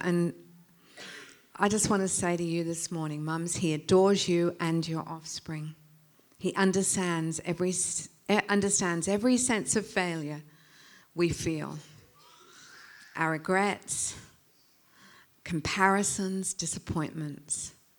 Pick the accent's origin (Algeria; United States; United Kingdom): United Kingdom; England; moved away; I was born in England. Mum was mum and dad were English